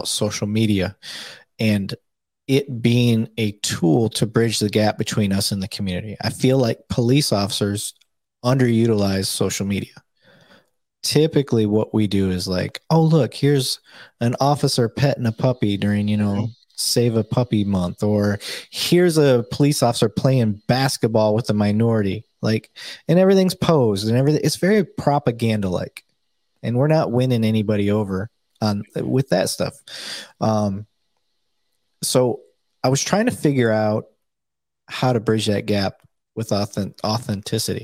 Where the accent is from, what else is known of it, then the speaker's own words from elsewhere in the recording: Flint, Michigan, United States; moved away as an adult; also born or lived in Saginaw, Michigan; now in Dallas-Fort Worth, United States; I'm originally from Flint, Michigan